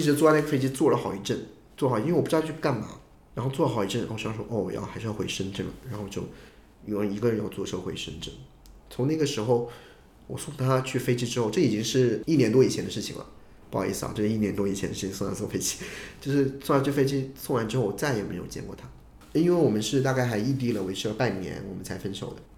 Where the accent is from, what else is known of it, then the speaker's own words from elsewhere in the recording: Hunan, China; 我不是山东人，我是湖南人